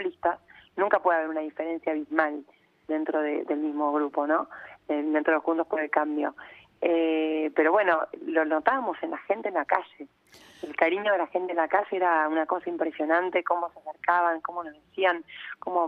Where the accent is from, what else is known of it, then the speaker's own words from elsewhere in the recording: Rosario, Santa Fe, Argentina; also born or lived in Buenos Aires; Yo soy Rosarina